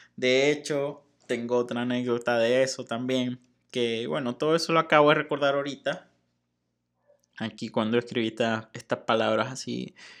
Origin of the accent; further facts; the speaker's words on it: Venezuela; moved away as an adult; now in Mexico; desde el día en que salí de Venezuela